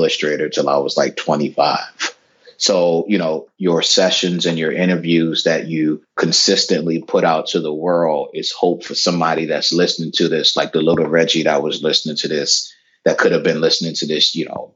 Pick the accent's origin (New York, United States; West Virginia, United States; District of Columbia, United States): District of Columbia, United States; Washington; I'm a kid from Northwest D.C. growing up in the 80s, pre-gentrified D.C.